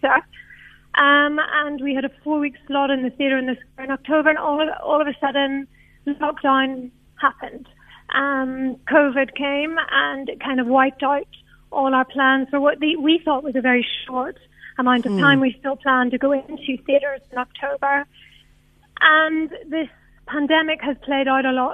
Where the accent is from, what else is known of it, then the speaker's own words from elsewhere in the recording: Ireland; now in South Africa; I'm not from South Africa. I'm from Ireland.